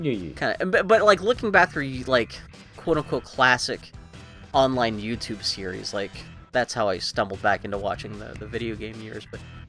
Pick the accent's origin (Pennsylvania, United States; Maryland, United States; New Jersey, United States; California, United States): Pennsylvania, United States; Mount Oliver; now in Portland, United States; I grew up in Mount Oliver. Technically that's not a part of Pittsburgh, it's its own borough